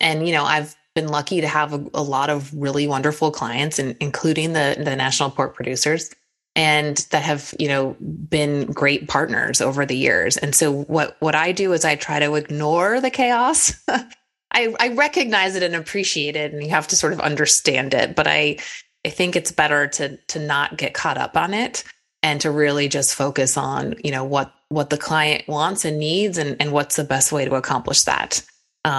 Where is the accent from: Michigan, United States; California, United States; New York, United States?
California, United States; Sacramento; moved away as an adult; also born or lived in Washington, D.C.; Sacramento where I grew up